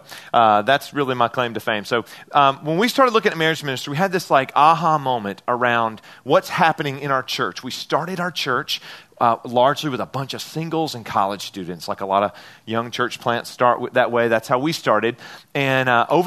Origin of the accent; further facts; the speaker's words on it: Memphis, Tennessee, United States; I'm from Memphis, Tennessee